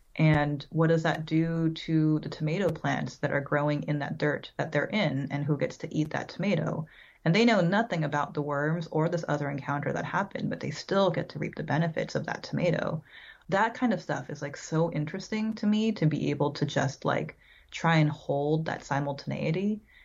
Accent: San Francisco, California, United States; I was born in San Francisco, um, so I lived all around the Bay Area, California, for most of my childhood

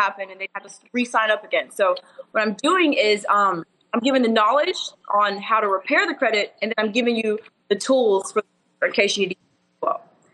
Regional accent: Wichita Falls, Texas, United States; moved away as an adult; now in Dallas, United States; I'm from a super country, like cows and horses and Wichita Falls

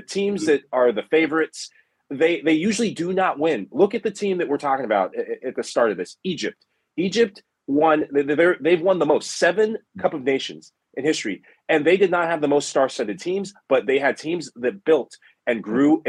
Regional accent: Sierra Leone; my home country, Sierra Leone

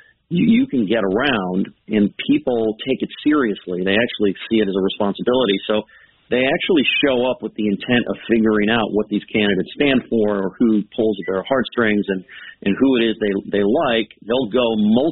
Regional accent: California, United States; I'm from California where nobody cares about politics except that maybe once in a generation

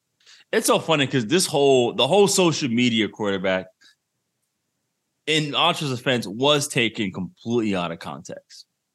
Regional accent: Providence, Rhode Island, United States; I grew up with this type of person. I grew up back in Providence. Everybody was there. Boricua.

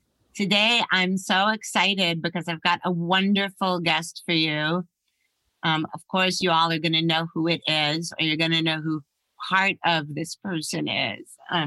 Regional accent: New York, United States; born there; because I was born in New York and I lived right near there.

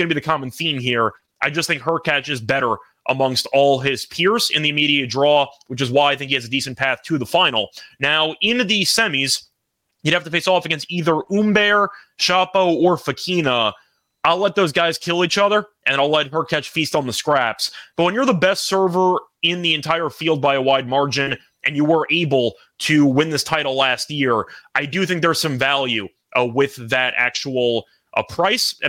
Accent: United States; I am American

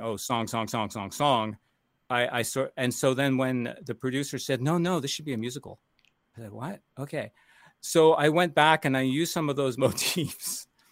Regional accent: Toronto, Ontario, Canada; moved away; also born or lived in United States; I'm Canadian and American, um, but I started in Canada as, um, really studying as a youngster

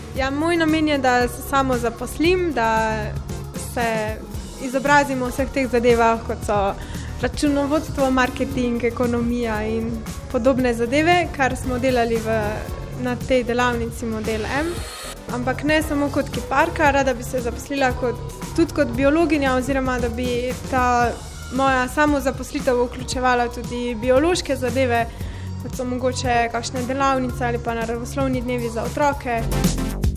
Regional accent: Velenje, Slovenia; prihajam iz Velenja

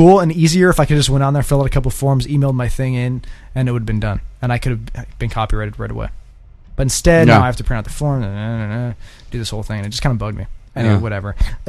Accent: Illinois, United States; I'm from Illinois

